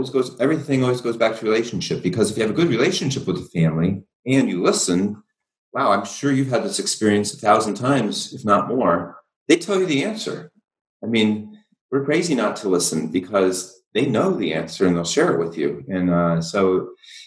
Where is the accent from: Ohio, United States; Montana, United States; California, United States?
Ohio, United States; half my family's in Texas and we grew up in Ohio.